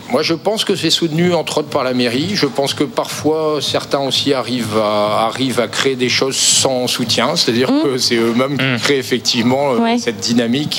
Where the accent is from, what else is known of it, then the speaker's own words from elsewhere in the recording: Morlaix, Brittany, France; now in Quimperlé, France; je suis originaire de Morlaix à la base